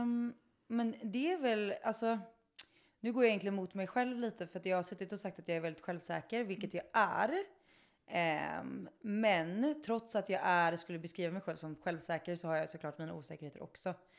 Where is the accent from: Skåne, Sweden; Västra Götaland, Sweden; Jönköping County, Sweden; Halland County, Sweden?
Halland County, Sweden; Kungsbacka; jag är från Kungsbacka. Det är där jag är ifrån.